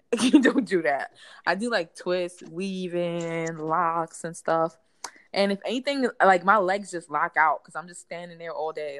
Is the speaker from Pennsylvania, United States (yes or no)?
no; New York City, New York, United States; also born or lived in Bronx; I'm from Brooklyn, but I live in the Bronx